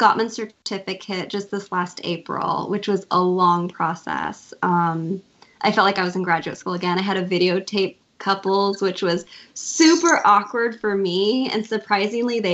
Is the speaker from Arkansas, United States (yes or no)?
no; Yakima, Washington, United States; moved away as an adult; now in Whatcom County, United States; I'm originally from Yakima. And that's where my family are. Kind of grew up in a Mexican-American home